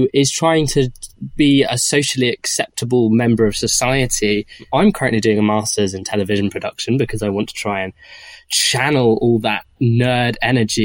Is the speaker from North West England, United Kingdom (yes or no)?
yes; Manchester, North West England, United Kingdom; I'm also gay, and I'm from Manchester